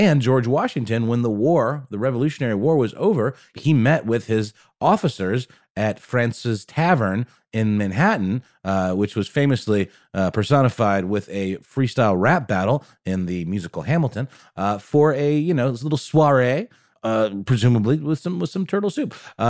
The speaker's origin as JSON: {"language": "English", "country": "Germany", "tie": "born or raised there", "second_language": "English", "said": "When I was a kid, when I was once a young German boy growing up in Germany, I was a huge fan of escargot"}